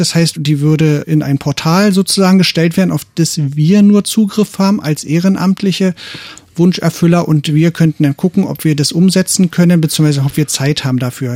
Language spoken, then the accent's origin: German; East Germany, Germany; wir sind aus dem Osten